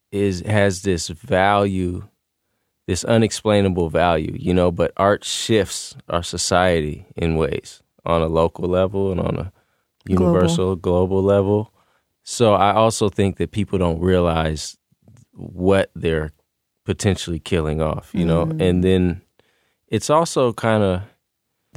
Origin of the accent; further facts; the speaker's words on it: Seattle, Washington, United States; I'm from Seattle